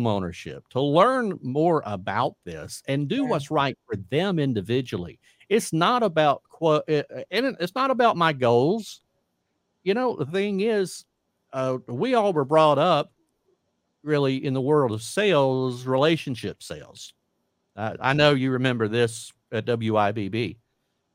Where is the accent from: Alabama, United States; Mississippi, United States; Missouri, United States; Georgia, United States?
Georgia, United States; Warner Robins; now in Florida Panhandle, United States; Georgia, my hometown of Warner Robins